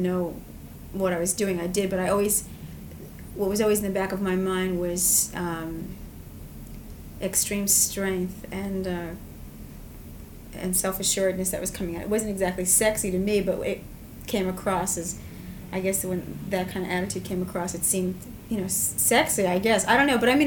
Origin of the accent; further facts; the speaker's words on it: Long Island, New York, United States; also born or lived in Manhattan; I grew up on Long Island and came from a very small town